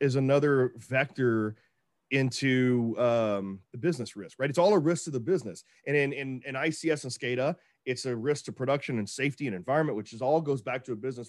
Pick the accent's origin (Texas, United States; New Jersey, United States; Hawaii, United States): Texas, United States; I'm from Texas